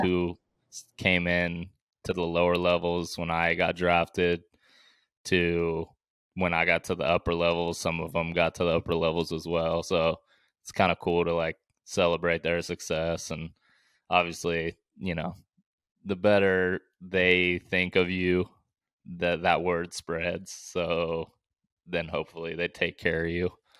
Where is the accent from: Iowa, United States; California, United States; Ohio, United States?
California, United States; Bay Area; also born or lived in Vancouver, Canada; around maybe twelve years old, we moved from Vancouver, Canada, back to the Bay Area